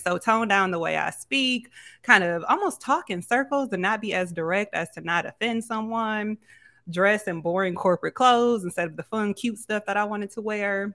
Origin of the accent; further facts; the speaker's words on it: Grand Rapids, Michigan, United States; moved away as an adult; now in Houston, United States; I'm originally from Grand Rapids, but I've been in Houston, Texas for the last two years